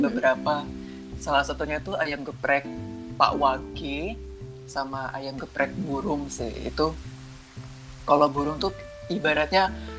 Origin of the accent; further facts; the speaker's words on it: South Tangerang, Banten, Indonesia; moved away as an adult; now in Yogyakarta, Indonesia; asalku dari Tangerang Selatan